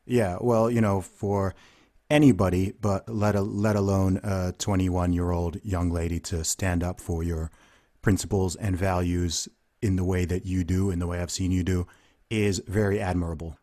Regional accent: United Kingdom; also born or lived in Nigeria; I'm a Nigerian and British guy. I am not a Black American.

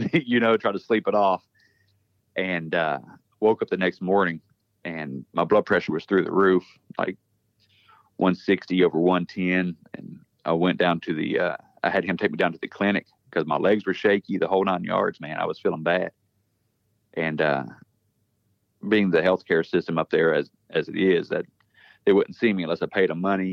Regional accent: West Virginia, United States; moved away as an adult; also born or lived in Louisiana; I'm from West Virginia, but I was stationed in Louisiana for 6 years down there

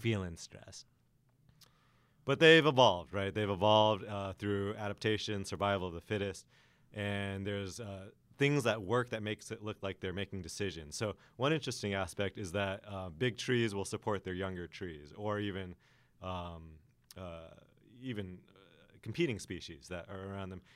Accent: Los Angeles, California, United States; also born or lived in Alaska; I'm from Los Angeles originally, spent some time in Alaska. And so growing up in L A, we have a lot of droughts

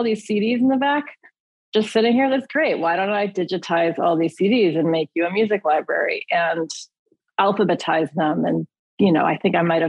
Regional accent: Michigan, United States; moved away as an adult; also born or lived in Japan; now in Los Angeles, United States; I'm from Michigan

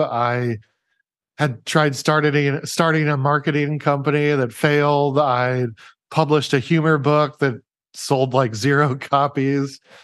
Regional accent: Omaha, Nebraska, United States; moved away; I was living in, in Omaha, Nebraska at the time, by the way, which is my hometown

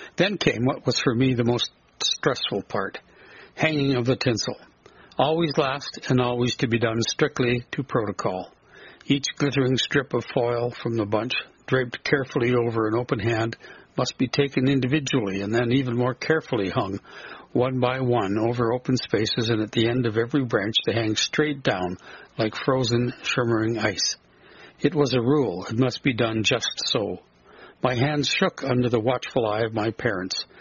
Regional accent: southern prairie of Alberta, Canada; born or raised there

